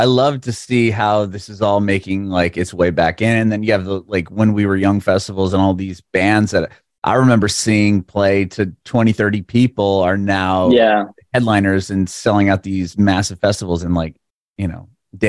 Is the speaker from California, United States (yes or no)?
yes; San Diego, California, United States; moved away as an adult; now in Nashville, United States; I mean, I grew up in San Diego